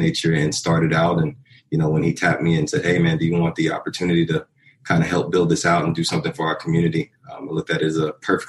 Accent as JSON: {"language": "English", "region": "South Carolina", "country": "United States", "tie": "born or raised there", "said": "Born and raised in South Carolina."}